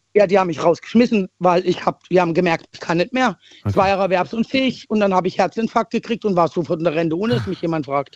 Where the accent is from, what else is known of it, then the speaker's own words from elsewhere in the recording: East Germany, Germany; ich bin ein Ossi-Mädchen